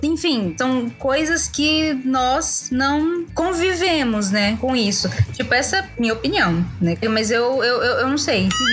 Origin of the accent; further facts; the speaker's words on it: Brazil; nascemos no Brasil